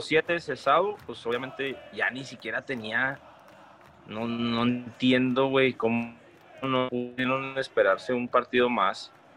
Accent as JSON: {"language": "Spanish", "town": "Ciudad Juárez", "region": "Chihuahua", "country": "Mexico", "said": "los que somos de Juárez"}